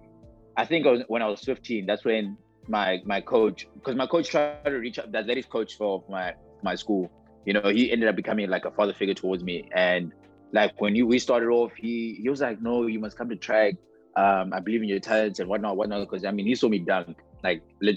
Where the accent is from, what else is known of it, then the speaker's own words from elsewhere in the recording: South Africa; moved away as an adult; now in United States; my home country